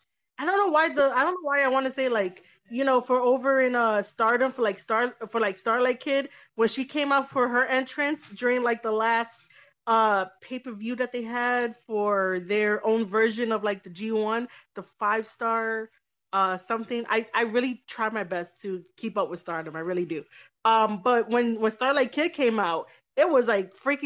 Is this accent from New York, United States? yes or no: yes; New York, United States; I grew up, I'm born and raised in New York